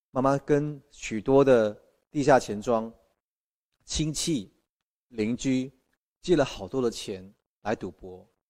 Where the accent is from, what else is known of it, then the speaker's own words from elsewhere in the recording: Malaysia; 来自马来西亚的